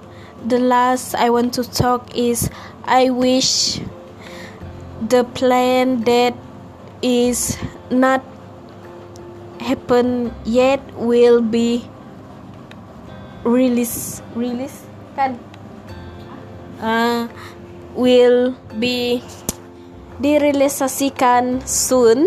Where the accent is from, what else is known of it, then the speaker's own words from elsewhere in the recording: Malaysia; English is a second language; moved away as an adult; now in Peninsular Malaysia; we are from Borneo.